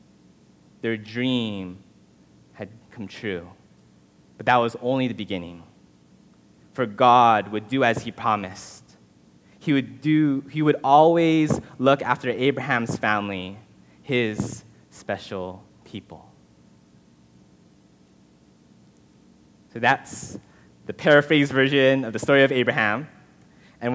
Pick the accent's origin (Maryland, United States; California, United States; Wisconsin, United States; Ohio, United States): California, United States; Southern; I was born and raised in Southern California